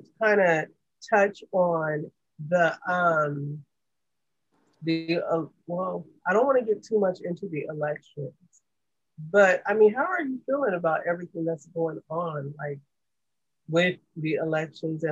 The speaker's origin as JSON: {"language": "English", "town": "San Diego", "region": "California", "country": "United States", "tie": "born or raised there", "said": "I grew up in Encanto."}